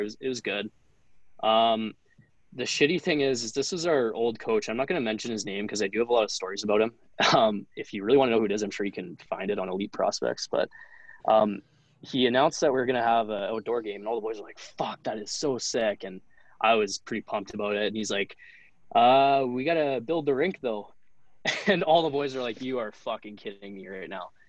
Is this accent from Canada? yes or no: yes; Lethbridge, Alberta, Canada; moved away as an adult; also born or lived in Camrose, Alberta; now in Jamestown, United States; played um, midget in my hometown of lethbridge alberta